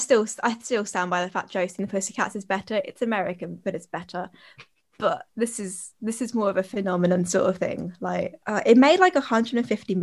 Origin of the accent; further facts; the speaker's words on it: Kent, South East England, United Kingdom; we both grew up in Kent